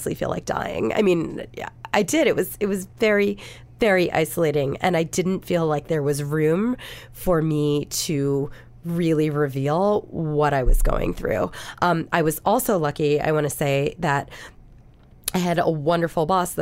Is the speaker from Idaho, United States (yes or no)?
no; Philadelphia, Pennsylvania, United States; I'm not from New York. I'm from Philadelphia.